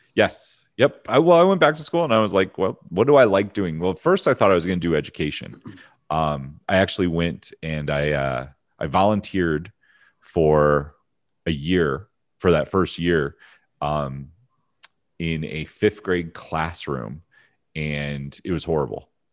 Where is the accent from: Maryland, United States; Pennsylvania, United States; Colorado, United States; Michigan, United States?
Pennsylvania, United States; also born or lived in Hershey, Pennsylvania / Philadelphia / Harrisburg / Findlay, Ohio; small town Pennsylvania. Uh, originally born in Hershey